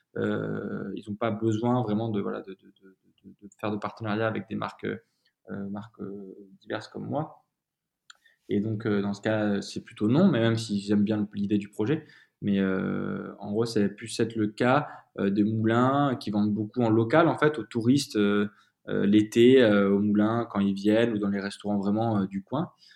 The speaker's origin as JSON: {"language": "French", "town": "Comps", "region": "Occitania", "country": "France", "tie": "born or raised there", "also_born_or_lived": "Tarascon", "said": "je viens du Sud, hein, je viens de Provence. J'ai habité toute mon enfance autour d'Avignon, dans un petit village qui s'appelle Comps, qui, qui, qui, est du coup dans le Gard"}